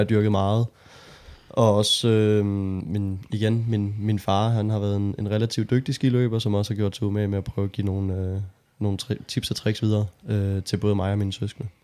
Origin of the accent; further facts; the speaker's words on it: Holbæk, Zealand, Denmark; jeg er, øh, født og opvokset i Holbæk